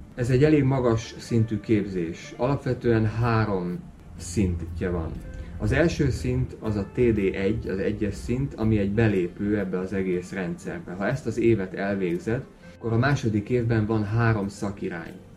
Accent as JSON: {"language": "Hungarian", "country": "Hungary", "moved": "yes", "lives_now": "Tenerife, Spain", "said": "mivel magyar vagyok"}